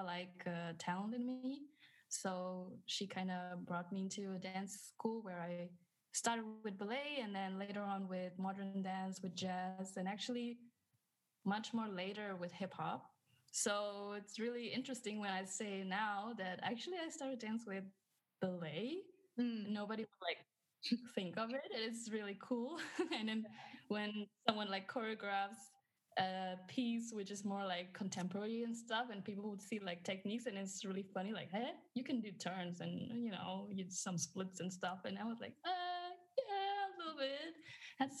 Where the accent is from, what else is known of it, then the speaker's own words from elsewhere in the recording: Indonesia; moved away as an adult; also born or lived in Germany; now in Cologne, Germany; I was born in Indonesia, and I'm actually half. My mom's Indonesian and my dad is German. Mm-hmm. And yeah, actually, I spent like my childhood and teenage years mostly in Asia